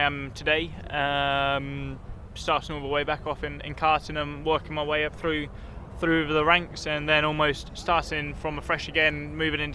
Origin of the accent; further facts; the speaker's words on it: United Kingdom; being British